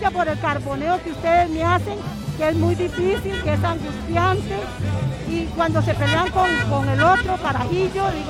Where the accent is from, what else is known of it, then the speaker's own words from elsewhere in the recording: Costa Rica; a todos los costarricenses que amamos la tele, porque yo vengo desde Tres Ríos